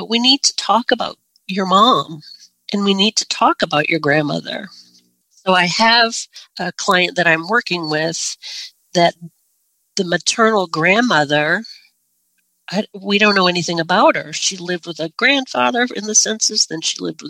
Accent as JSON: {"language": "English", "region": "Northern Maine", "country": "United States", "said": "I'm from Northern Maine"}